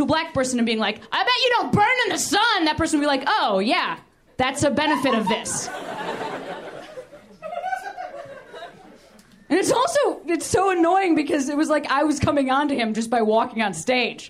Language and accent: English; Midwest, United States; I'm from the Midwest